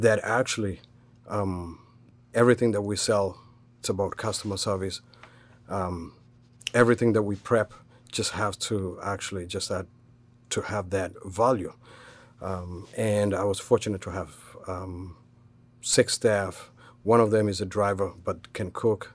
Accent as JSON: {"language": "English", "country": "Kenya", "tie": "born or raised there", "moved": "as an adult", "lives_now": "United States", "said": "I was born and raised in Kenya. Um, came here at the age of twenty-one."}